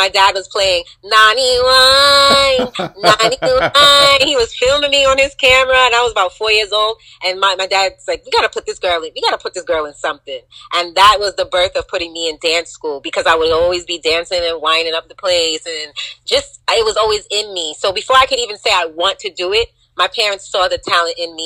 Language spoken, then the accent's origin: English; New York City, New York, United States; The neighborhood that I grew up in, it's called Cambria Heights